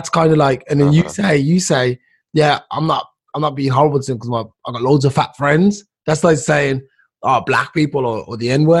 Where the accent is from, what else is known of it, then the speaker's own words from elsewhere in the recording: England, United Kingdom; I'm from England, but I'm black or brown or African descent or Jamaican descent